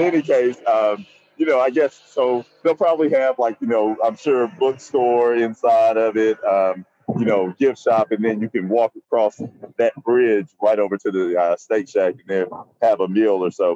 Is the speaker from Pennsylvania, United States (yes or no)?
no; Nashville, Tennessee, United States; I'm from Nashville, Tennessee, born and raised